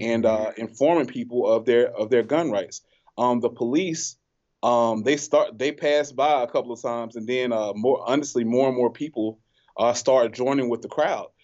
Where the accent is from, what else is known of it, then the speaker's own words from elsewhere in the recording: Selma, Alabama, United States; we're from Selma.